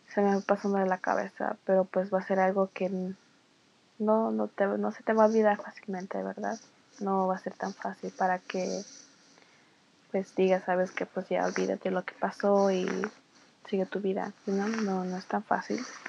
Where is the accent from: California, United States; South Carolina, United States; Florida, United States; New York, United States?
California, United States; Los Angeles; yo soy nacida aquí en los Estados Unidos, parte de Los Ángeles, California